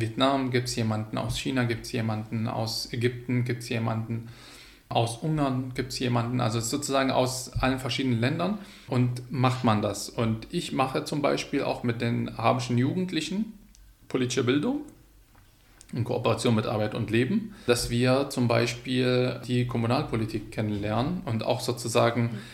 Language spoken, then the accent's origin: German; Hama, Hama Governorate, Syria; German is a second language; moved away as an adult; also born or lived in Leipzig, Germany; now in Dresden, Germany; Ich komme ursprünglich aus Syrien, aus der Stadt Hama, meiner Heimatstadt.